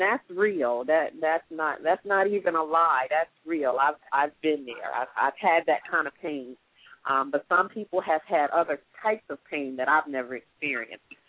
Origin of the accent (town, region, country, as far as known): Atlantic City, New Jersey, United States; born or raised there; moved away as an adult; now in Atlanta, United States